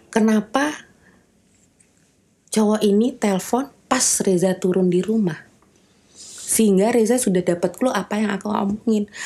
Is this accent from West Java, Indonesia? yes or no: yes; West Java, Indonesia; karena sama-sama orang Sunda kebayan kalau rekan kerja aku bukan orang Sunda emang